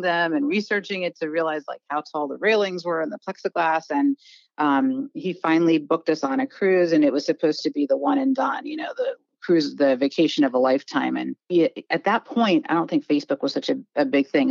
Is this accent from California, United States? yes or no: no; Washington, United States; moved away as an adult; also born or lived in East Coast of the US; I grew up in Washington State, so I went to Disneyland growing up, and then I moved out east for college, and I just have stayed